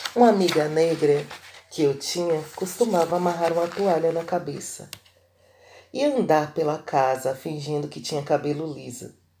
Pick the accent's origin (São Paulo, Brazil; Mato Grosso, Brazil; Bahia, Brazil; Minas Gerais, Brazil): Bahia, Brazil; sou baiana